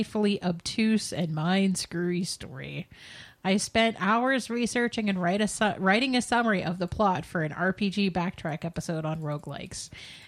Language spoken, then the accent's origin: English; Canada; I'm Canadian